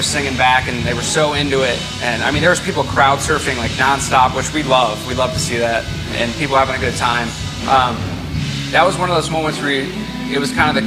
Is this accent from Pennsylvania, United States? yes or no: no; Akron, Ohio, United States; We're from Akron, Ohio, which is just about 2 hours north